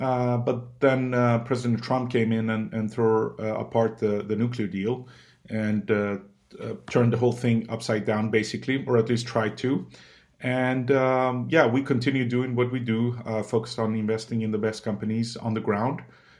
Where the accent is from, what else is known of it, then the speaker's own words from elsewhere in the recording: Sweden; also born or lived in Iran; I was born in Iran in 81, and I lived there for the first 8 years of my life. We came to Sweden in 89, where I grew up, basically.